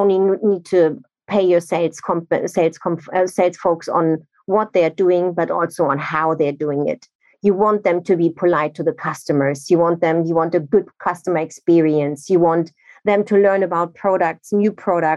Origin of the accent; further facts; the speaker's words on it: Nigeria; also born or lived in Germany; now in London, United Kingdom; I'm originally from Germany, but I grew up in Nigeria, and now I'm in the UK or in London since 17 years